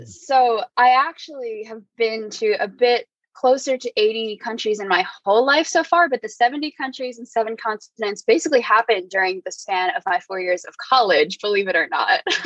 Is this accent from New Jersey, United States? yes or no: yes; New Jersey, United States; moved away as an adult; also born or lived in New York City; now in San Francisco, United States; I'm currently in San Francisco, but I'm born and raised in New Jersey, spent most of my past few years in New York City